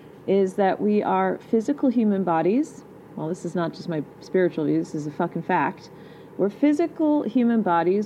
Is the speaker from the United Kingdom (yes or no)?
yes; England, United Kingdom; I am English. Born there.